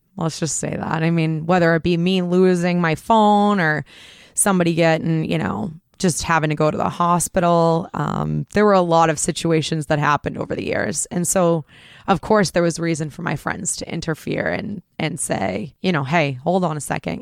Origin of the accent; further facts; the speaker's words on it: Groton, Massachusetts, United States; I grew up in Groton, Mass, so not a lot of bad things going on there